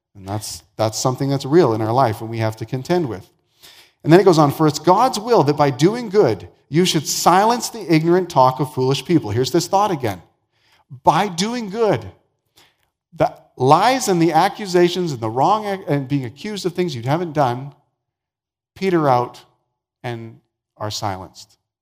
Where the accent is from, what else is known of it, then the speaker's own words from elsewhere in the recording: the Prairies, Canada; also born or lived in Vancouver, British Columbia; I was born and raised the first number of years of my life in Vancouver, and so that's my hometown. Uh, but I grew up mostly on the prairies